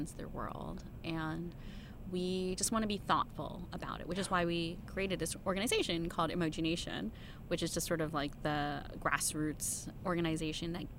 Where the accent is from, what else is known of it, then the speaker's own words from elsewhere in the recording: United States; I'm Chinese American